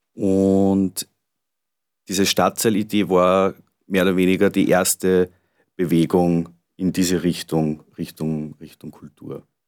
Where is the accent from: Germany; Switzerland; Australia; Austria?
Austria; Gallneukirchen, Upper Austria; ich bin ursprünglich in Grönekirchen groß geworden